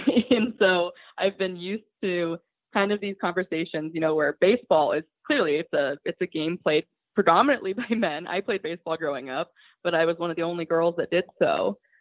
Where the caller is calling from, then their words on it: Oregon, United States; I'm calling from, or I'm in, I'm on the podcast from Oregon